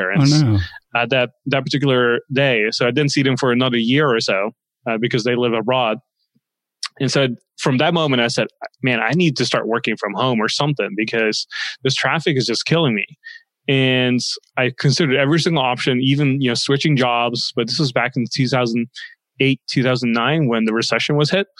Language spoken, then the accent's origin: English; Netherlands; moved away as an adult; also born or lived in Los Angeles, United States; now in United States; I grew up in the Netherlands for most of my life. And I moved to the States